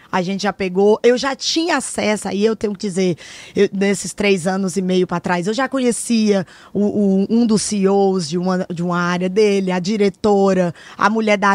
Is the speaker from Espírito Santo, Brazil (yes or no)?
no; Ceará, Brazil; eu sou cearense, né, brasileira, a aqui, o exterior, a gente já tem um, um, pouquinho dessa vibe que é realmente muito diferente, as pessoas são muito reservadas aqui.